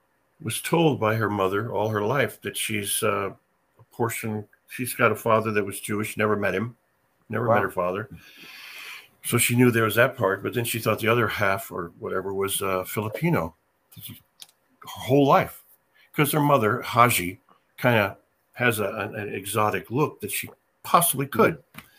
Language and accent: English; England, United Kingdom; I don't have Indian in me. I'm just English.